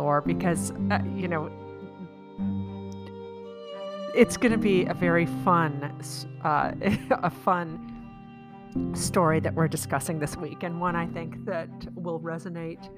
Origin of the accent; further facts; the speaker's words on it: Midwest, United States; also born or lived in St. Louis, Missouri; we're both from the Midwest